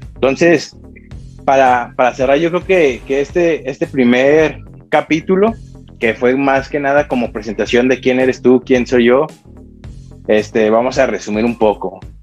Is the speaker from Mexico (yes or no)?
yes; Mexico; como todo mexicano